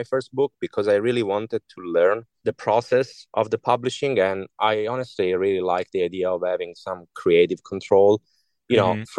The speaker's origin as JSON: {"language": "English", "country": "Italy", "second_language": "English", "moved": "yes", "said": "all my initial works are in Italian because I'm from Italy originally"}